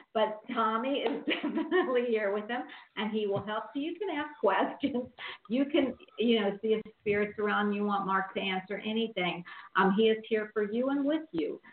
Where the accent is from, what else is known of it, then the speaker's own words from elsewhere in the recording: Philadelphia, Pennsylvania, United States; now in Florida, United States; I'm from Philly, and we had South Philly, all the Italian